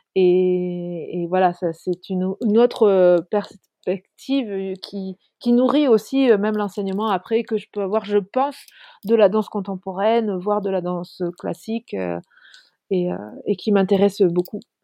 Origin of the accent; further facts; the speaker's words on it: Lot, Occitania, France; also born or lived in Île-de-France; je suis française, d'origine du Lot, en Occitanie. Je vis entre l'Occitanie et l'Île-de-France.